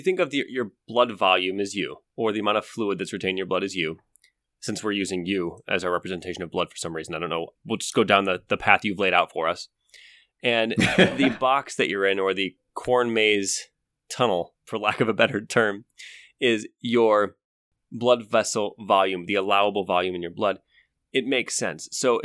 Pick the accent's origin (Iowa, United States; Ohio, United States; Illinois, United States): Ohio, United States; I grew up in Ohio.